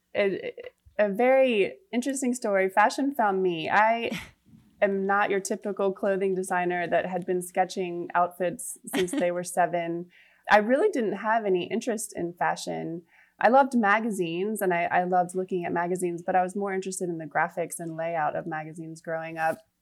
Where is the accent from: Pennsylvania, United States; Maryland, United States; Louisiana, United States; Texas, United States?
Maryland, United States; Rockville; moved away as an adult; also born or lived in New York; now in Charleston, United States; I am from Rockville, Maryland, ah. the suburb of DC. I grew up there